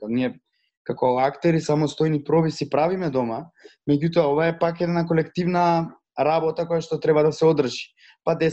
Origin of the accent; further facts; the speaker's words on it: Prilep, Pelagonia, North Macedonia; moved away as an adult; now in Skopje, North Macedonia; не сум од Скопје, фриленсер сум пет години после дипломирање на, на, на ЕСРА и сум од Прилеп, живеам во Скопје